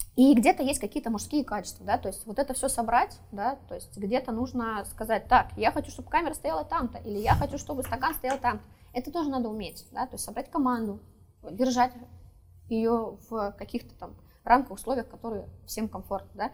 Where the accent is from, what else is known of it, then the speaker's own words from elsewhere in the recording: Saint Petersburg, Russia; Я сама из Петербурга